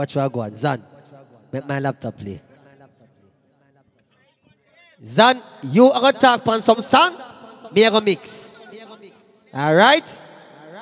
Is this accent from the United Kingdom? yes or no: no; Kingston, Jamaica; We come from Kingston 8, Uptown. Cassava Peace.